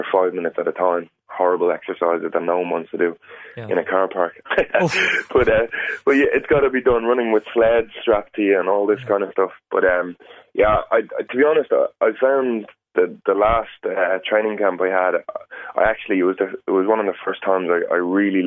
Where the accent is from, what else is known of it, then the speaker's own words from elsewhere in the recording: Ireland; as Irish people